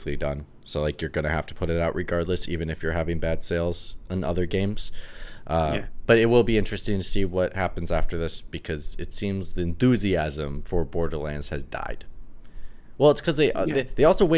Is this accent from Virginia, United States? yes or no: no; Minnesota, United States; moved away; my best friends from back home love Harry Potter, like back in Minnesota